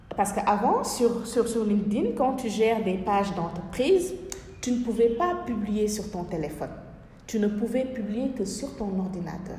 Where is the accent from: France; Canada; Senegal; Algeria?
Senegal; moved away; chez moi, dans mon pays natal, au Sénégal